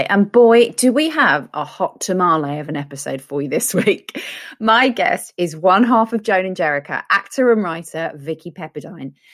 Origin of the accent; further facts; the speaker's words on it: England, United Kingdom; well, British. I am English rose.